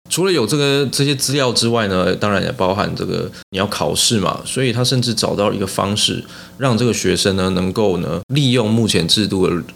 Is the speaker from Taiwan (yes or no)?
yes; Taiwan; 我们台湾人